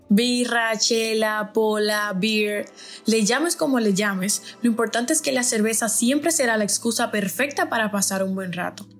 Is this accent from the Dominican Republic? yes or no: yes; Dominican Republic; moved away as an adult; now in Barcelona, Spain; yo soy dominicana, estoy ahora mismo estudiando en Barcelona